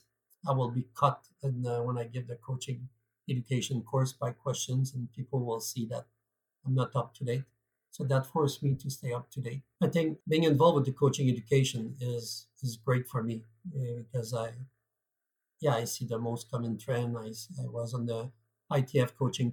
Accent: Canada; accent: French Canadian; moved away as an adult; now in United Kingdom; for those who wonder what type of accent I am, I'm French Canadian. So I come from Canada

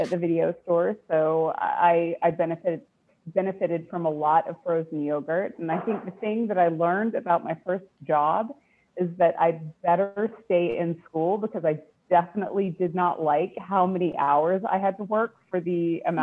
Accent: Winnipeg, Manitoba, Canada; I was born in Winnipeg, Manitoba.

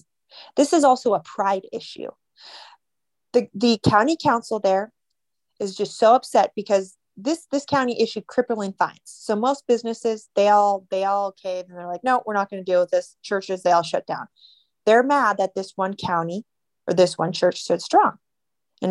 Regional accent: Montana, United States; now in Los Angeles, United States; I grew up in Montana where, there was a sense of pride

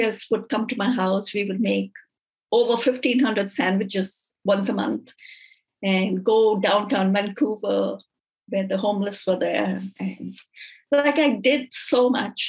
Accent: India; also born or lived in Dubai; now in Canada; growing up in India, I grew up Catholic.

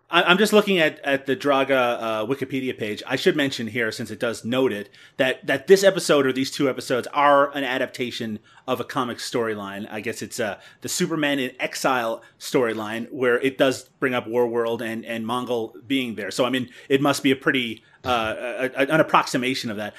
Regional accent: Canada; I'm Canadian.

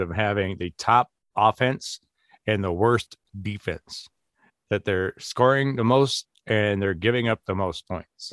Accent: Madison, Wisconsin, United States; I grew up in Madison, Wisconsin

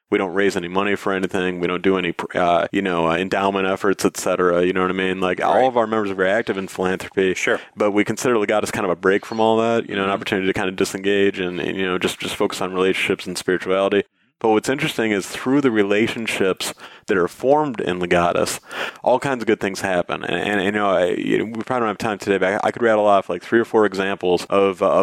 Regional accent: Michigan, United States; in legal work in, in my home state of Michigan.

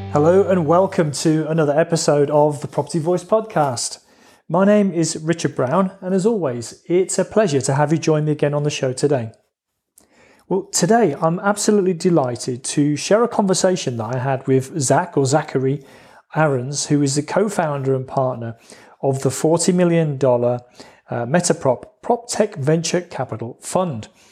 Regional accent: United Kingdom; accent: British; my accent being British

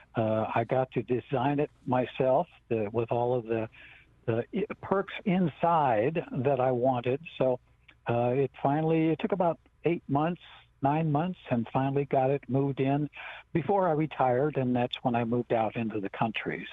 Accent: Rosebud Reservation, South Dakota, United States; I'm from the Rosebud Reservation

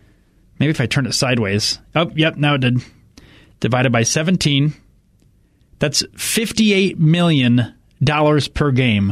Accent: Indiana, United States; now in Greeley, United States; I'm from Indiana, so I grew up a Bears fan.

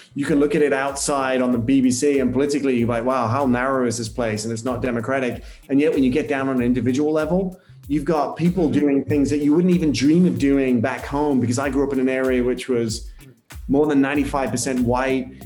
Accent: United Kingdom; moved away as an adult; now in United States; as a Brit or a European arriving in the US

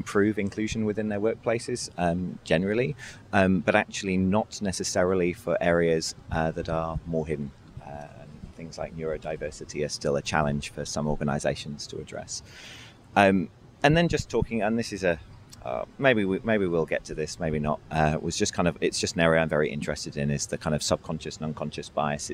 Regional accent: United Kingdom; I'm British

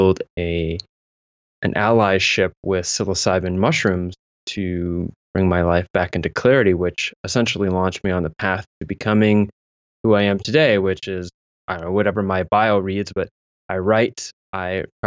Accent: southwestern Ontario, Canada; also born or lived in London, Ontario / Mississauga / Kitchener; I grew up sort of jumping around towns as my father was a construction worker, following the work here in southwestern Ontario, which is where I'm living now

